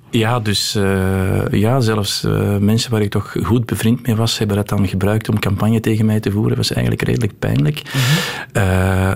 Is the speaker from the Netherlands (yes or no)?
no; Antwerp, Flanders, Belgium; also born or lived in London; Geboren en getogen. Ik woon terug in de wijk waar ik ben opgegroeid ook.